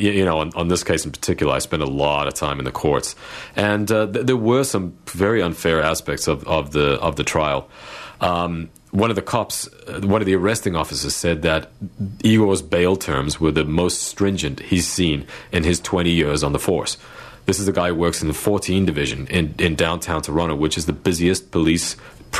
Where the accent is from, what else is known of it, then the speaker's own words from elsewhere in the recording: Johannesburg, Gauteng, South Africa; moved away as an adult; also born or lived in Montreal, Canada; I was born in South Africa, and I grew up there during apartheid